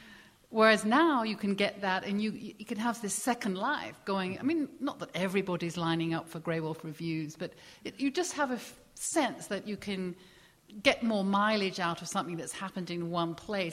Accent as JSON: {"language": "English", "region": "England", "country": "United Kingdom", "said": "So I remember in the past when I came from England, British publishing to American publishing"}